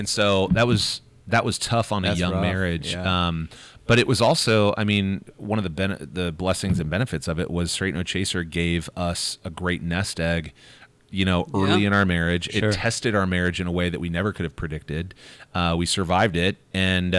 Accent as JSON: {"language": "English", "town": "Fishers", "region": "Indiana", "country": "United States", "tie": "born or raised there", "said": "in my hometown at my alma mater, HSE High School"}